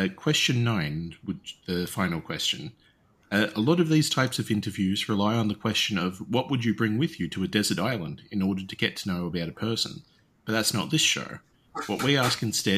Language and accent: English; Australia; as an Australian